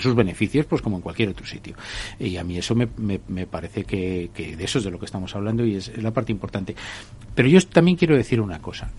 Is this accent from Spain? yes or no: yes; Spain